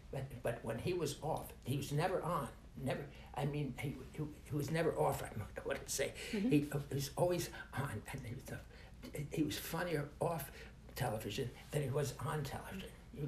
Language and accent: English; Montreal, Quebec, Canada; born there; I was born in Montreal, Canada.